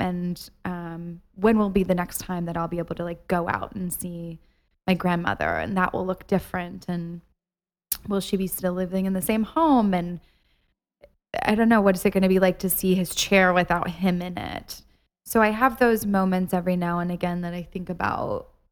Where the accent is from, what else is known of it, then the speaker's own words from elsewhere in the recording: Ohio, United States; moved away; I went home this weekend to see my family in Ohio